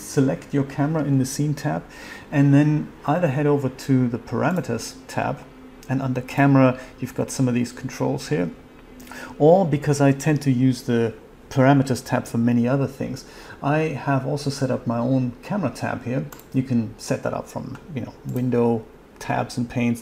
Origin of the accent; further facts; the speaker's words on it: Germany; I'm from Germany